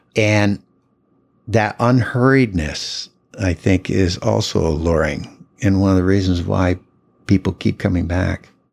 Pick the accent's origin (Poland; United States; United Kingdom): United States; Burlington, Vermont; I was born in Burlington, um, grew up there my whole life.